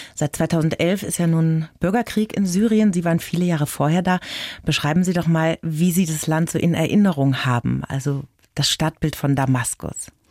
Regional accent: Franconia, Bavaria, Germany; ich bin gebürtige Bayerin, also Fränkin

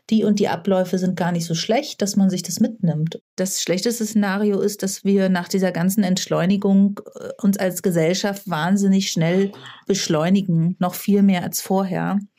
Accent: Berlin, Germany; Ich bin in Berlin geboren und aufgewachsen

